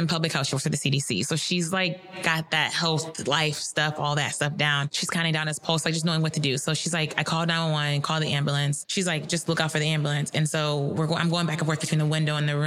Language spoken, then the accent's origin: English; across the bridge from Cincinnati, Northern Kentucky, United States; moved away; I'm originally from Kentucky, but where I'm from in Kentucky is across the bridge from Cincinnati